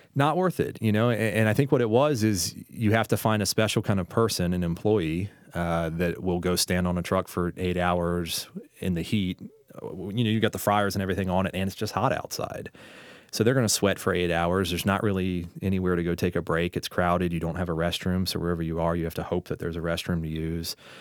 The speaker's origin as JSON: {"language": "English", "town": "St. Petersburg", "region": "Florida", "country": "United States", "moved": "yes", "lives_now": "Richmond, United States", "said": "I'm from Saint Pete, Florida"}